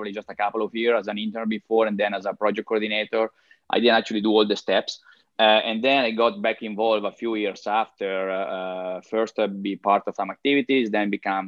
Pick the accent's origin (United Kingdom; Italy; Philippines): Italy; moved away as an adult; also born or lived in Venezuela; now in Miami, United States; I'm born and raised in Italy